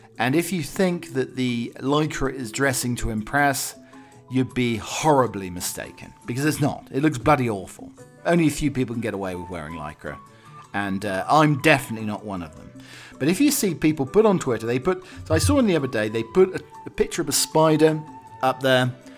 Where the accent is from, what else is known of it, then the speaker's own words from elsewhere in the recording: Arizona, United States; I grew up in Arizona.